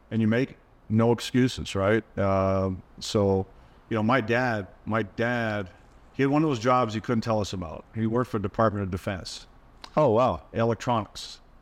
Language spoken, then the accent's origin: English; Toronto, Ontario, Canada; growing up in Toronto